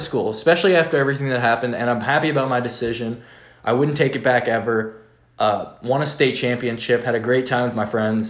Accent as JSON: {"language": "English", "town": "Oakville", "region": "Ontario", "country": "Canada", "tie": "born or raised there", "moved": "yes", "said": "I grew up in Toronto, or an hour outside Toronto, called Oakville."}